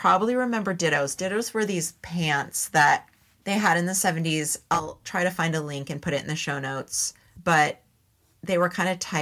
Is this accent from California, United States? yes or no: yes; San Jose, California, United States; also born or lived in Los Gatos, California; I grew up in San Jose and then Los Gatos, California